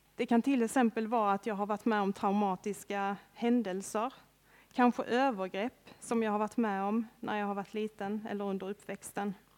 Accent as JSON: {"language": "Swedish", "town": "Örkelljunga", "region": "Skåne", "country": "Sweden", "tie": "born or raised there", "said": "Jag är uppväxt här i Örkelljunga, strax utanför Örkelljunga med till och med. Det är en liten by som heter Långalt, ute på landet"}